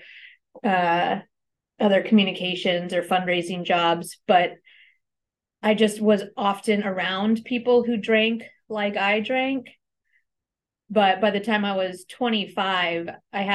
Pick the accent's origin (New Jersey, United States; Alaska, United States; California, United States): Alaska, United States; Anchorage; I was born and raised here in Anchorage on Dena'ina land.